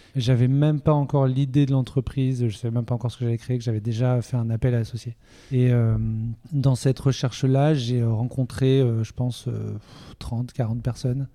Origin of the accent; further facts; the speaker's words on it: Toulouse, Occitania, France; moved away as an adult; now in Nantes, France; je viens de Toulouse